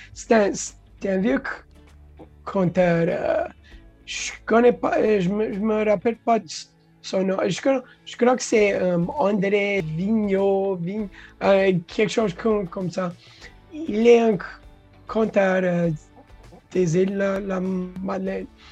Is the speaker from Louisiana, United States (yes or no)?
yes; Louisiana, United States; French is a second language; moved away as an adult; also born or lived in California; now in Florida, United States; quand j'ai déménagé dehors de la Louisiane, resté dans la Californie